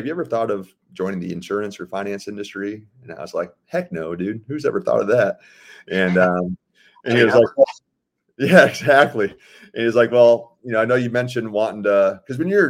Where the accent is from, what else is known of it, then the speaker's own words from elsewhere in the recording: Sarasota, Florida, United States; also born or lived in Fort Myers, Florida; I'm born and raised in Sarasota, Florida.